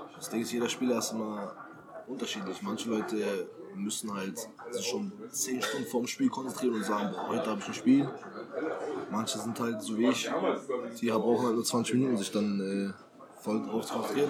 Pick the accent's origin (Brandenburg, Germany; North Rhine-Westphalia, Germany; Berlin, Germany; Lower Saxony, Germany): Berlin, Germany; moved away; also born or lived in Halle; Ich komme aus Berlin